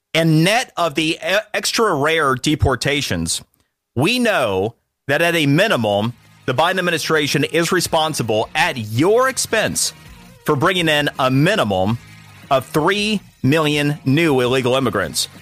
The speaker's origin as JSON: {"language": "English", "region": "Florida", "country": "United States", "said": "Florida, because it's my home state."}